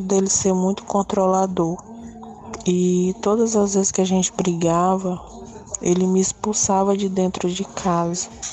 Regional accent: São Luís, Maranhão, Brazil; Eu sou daqui de São Luís do Maranhão

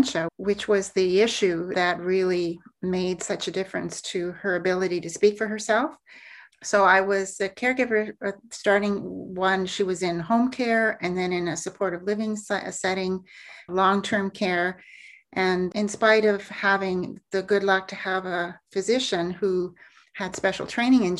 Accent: Alberta, Canada; I grew up in Alberta, born and raised

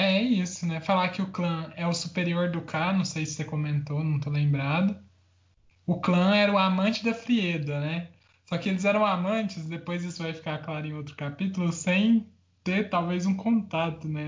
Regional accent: interior of Goiás, Brazil; eu sou do interior de Goiás

